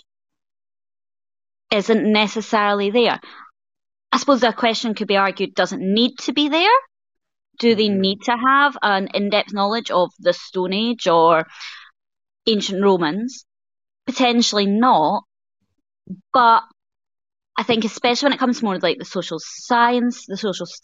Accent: Scotland, United Kingdom

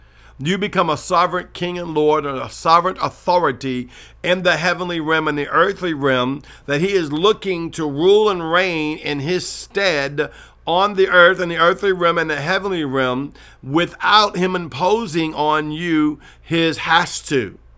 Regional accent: New Orleans, Louisiana, United States; I remember the first time I heard the word mystic from Justin Abraham, and I'm from New Orleans

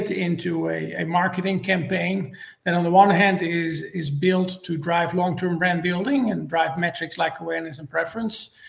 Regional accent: United States; by now my wife and I uh, have a horse farm here in Georgia. I'm American.

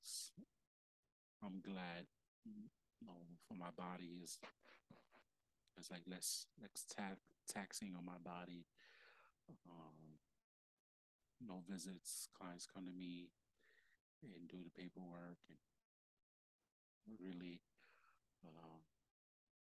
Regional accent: New York, United States; moved away; also born or lived in Delaware; I'm from New York

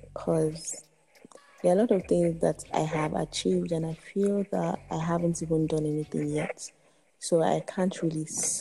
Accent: Edo, Nigeria; I'm from Edo State.

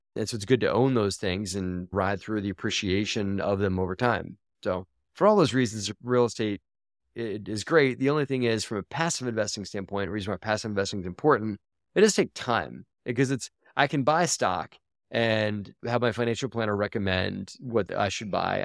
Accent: Baltimore, Maryland, United States; I grew up in Baltimore, Maryland, and I went to a magnet school called Baltimore

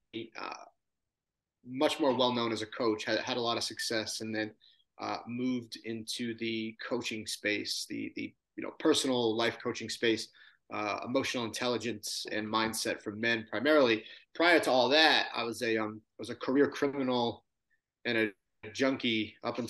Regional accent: Long Island, New York, United States; now in San Diego, United States; I grew up on Long Island, and tough middle-class working family

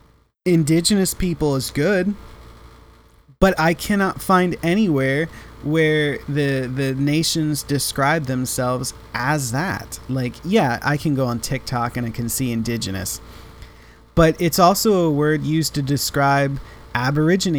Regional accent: United States; I am an American. I am a citizen of the United States.

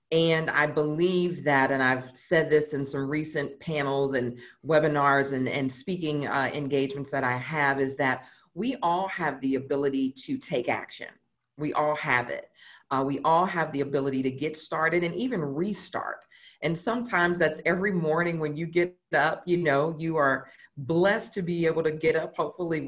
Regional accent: St. Louis, Missouri, United States; moved away as an adult; now in Dallas, United States; born and raised in St. Louis, and spent the majority of my childhood, teenage years there.

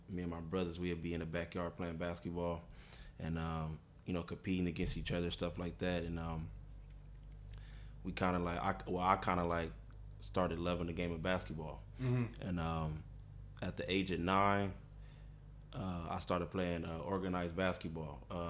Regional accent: Compton, California, United States; I'm from Compton, California. I got 6 siblings, brothers, 3 sisters. We grew up with my grandma.

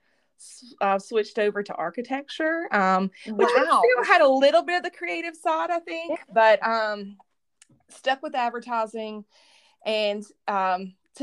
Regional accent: Pulaski, Tennessee, United States; now in Knoxville, United States; originally I'm from a very small town in southern Middle Tennessee called Pulaski, Tennessee

